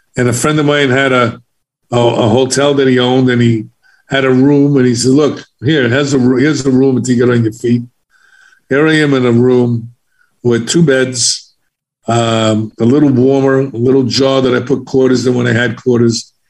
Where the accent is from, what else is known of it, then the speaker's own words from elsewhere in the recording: New York City, New York, United States; I was from the South Bronx in Harlem, so I was an inner city kid